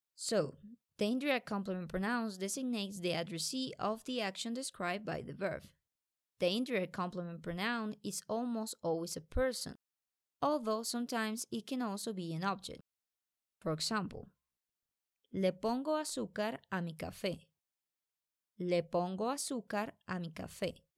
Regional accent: Colombia; I'm from Colombia

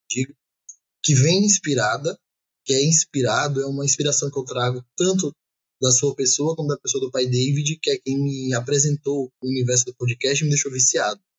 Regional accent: Jacobina, Bahia, Brazil; now in Salvador, Brazil; interior aqui da Bahia, mas atualmente é resido aqui né, em Salvador há mais de 20 anos.

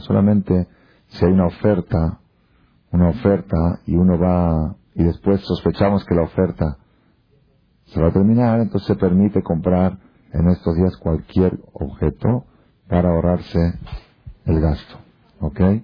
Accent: Argentina; now in Mexico; estoy hablando como argentino, perdón, porque me pegó un poco

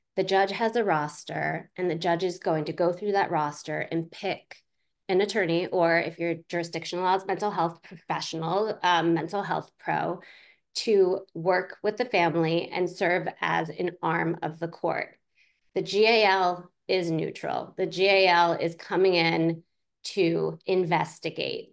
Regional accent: Pittsburgh, Pennsylvania, United States; I grew up in Pittsburgh, Pennsylvania

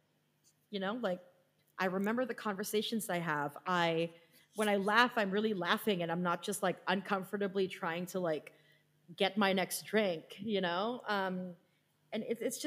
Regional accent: Philippines; being Filipino, the country is 90% Catholic, so I was raised Catholic

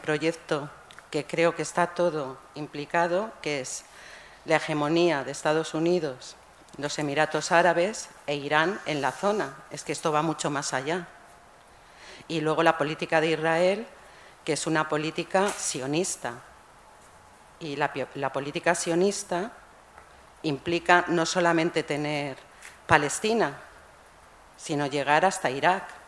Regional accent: Spain; now in Lebanon; Yo vengo del Líbano, quiero decir, soy española, pero vivo allí

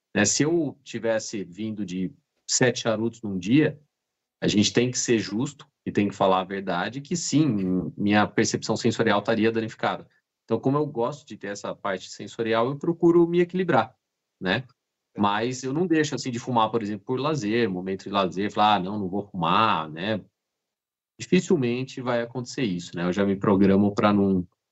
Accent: Jundiaí, São Paulo, Brazil; moved away as an adult; also born or lived in Rio Grande do Sul; now in Caxias do Sul, Brazil; eu sou do interior de São Paulo, de Jundiaí, e eu vim eh, para o Rio Grande do Sul em 2008

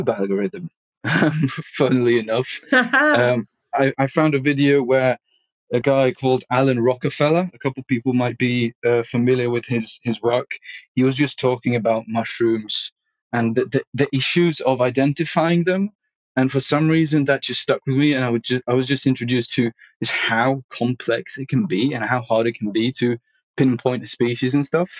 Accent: Sweden; now in Dundee, United Kingdom; I grew up in Sweden

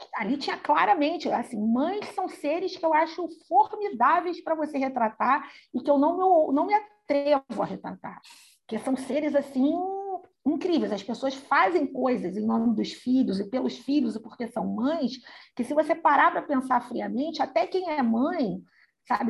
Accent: Brazil; nós somos brasileiros

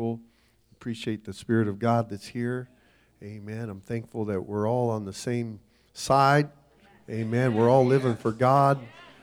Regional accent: Kenya; now in Namibia; I was raised in Africa

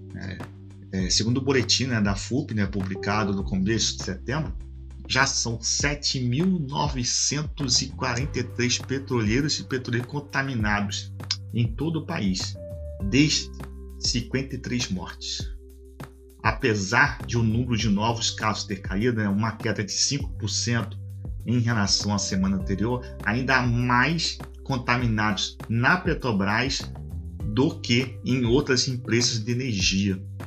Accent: Macaé, Rio de Janeiro, Brazil; sou aqui da região do Norte Fluminense, aqui do estado do Rio de Janeiro, né, Macaé

